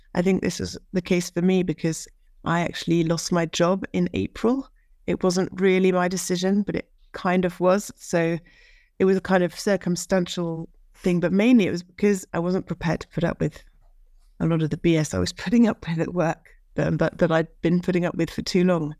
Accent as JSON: {"language": "English", "town": "Norwich", "region": "East of England", "country": "United Kingdom", "moved": "yes", "lives_now": "France", "said": "I'm from Norwich, U K, and I now live in France"}